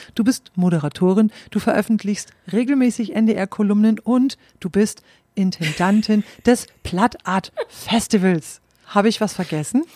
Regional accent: East Frisia, Lower Saxony, Germany; Ich bin ja selbst auch in Ostfriesland aufgewachsen

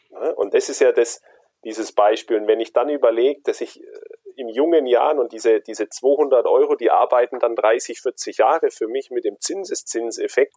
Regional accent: Germany; bei uns in Deutschland

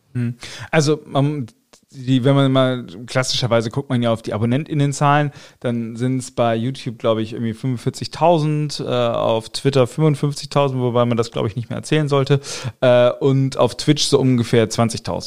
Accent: Buxtehude, Lower Saxony, Germany; also born or lived in Otterndorf / Osnabrück; ich bin 85 in Otterndorf geboren, dann bin ich in Buxtehude aufgewachsen

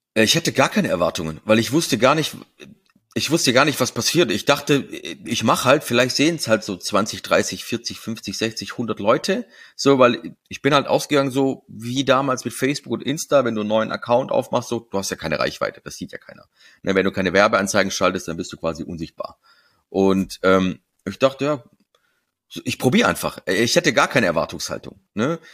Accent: Stuttgart, Baden-Württemberg, Germany; meiner Stuttgarter Bubble, wo ich herkomme, ne, wo man mich so kennt, wo ich mein Netzwerk habe

